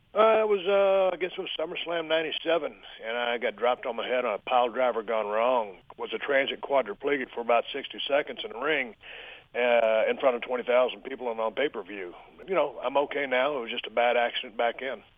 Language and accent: English; South Texas, United States; when I was growing up in South Texas